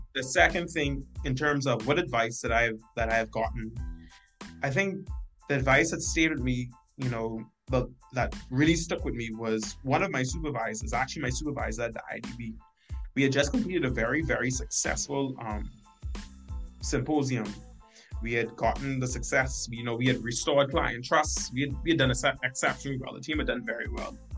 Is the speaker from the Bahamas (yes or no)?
yes; Bahamas; moved away as an adult; now in North Dakota, United States; I'm from the Caribbean, hot, climate.